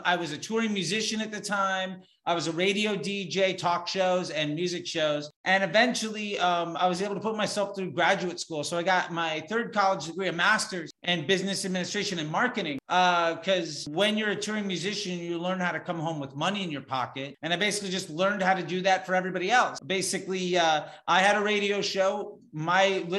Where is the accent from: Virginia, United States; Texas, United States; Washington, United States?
Virginia, United States; Northern; born or raised there; also born or lived in Florida; now in Los Angeles, United States